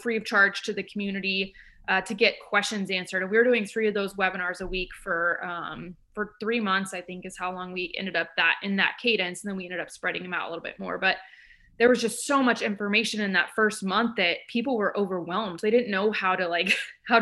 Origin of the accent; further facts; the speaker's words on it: Midwest, United States; now in Eugene, United States; I'm from the Midwest